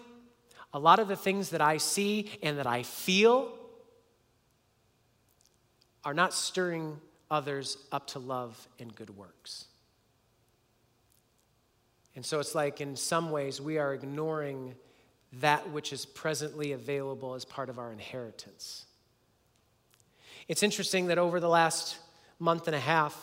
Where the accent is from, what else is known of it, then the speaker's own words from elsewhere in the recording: United States; as an American